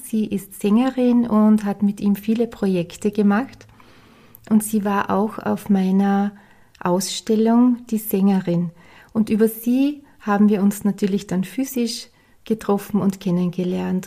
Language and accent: German; Styria, Austria; ich bin ja aus der Steiermark